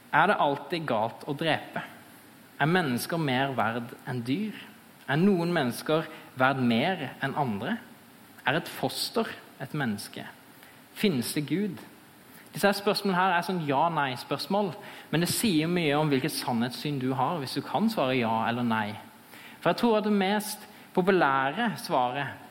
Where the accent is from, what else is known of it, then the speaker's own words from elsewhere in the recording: Fevik, Agder, Norway; jeg er eh, fra Fevik